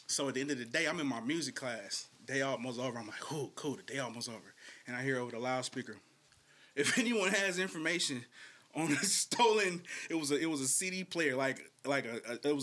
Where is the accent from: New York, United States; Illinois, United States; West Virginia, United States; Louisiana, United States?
Louisiana, United States; Shreveport; now in Bay Area, United States; I grew up in the South